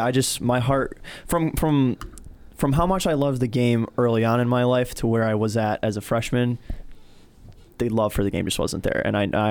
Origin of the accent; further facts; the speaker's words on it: Middleville, Michigan, United States; It was my hometown, Middleville